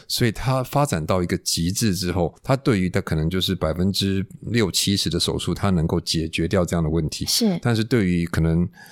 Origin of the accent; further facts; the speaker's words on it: Taipei, Taiwan; 我是台北人啊， 那我在台北建国中学毕业之后